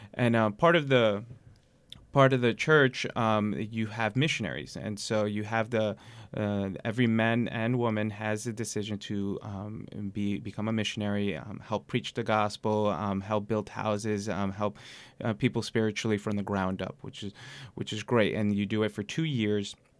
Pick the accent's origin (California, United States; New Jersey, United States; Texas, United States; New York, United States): New York, United States; New York City; I grew up in Queens